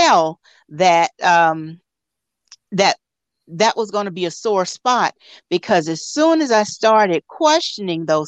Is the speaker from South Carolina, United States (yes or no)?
yes; Columbia, South Carolina, United States; also born or lived in Virginia; I am originally from Columbia, South Carolina.